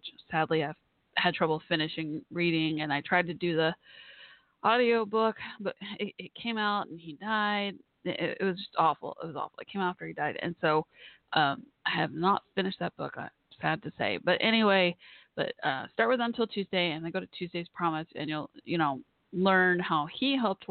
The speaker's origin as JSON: {"language": "English", "town": "Dallas", "region": "Texas", "country": "United States", "tie": "born or raised there", "said": "my hometown area of Dallas, Texas"}